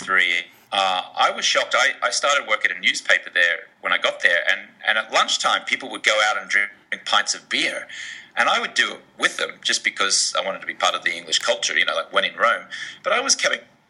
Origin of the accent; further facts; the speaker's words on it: Australia; now in Los Angeles, United States; I grew up in Australia